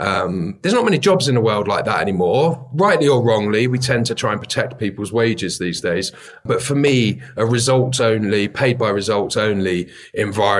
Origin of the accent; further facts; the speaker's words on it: London, United Kingdom; I grew up in Bethnal Green in East London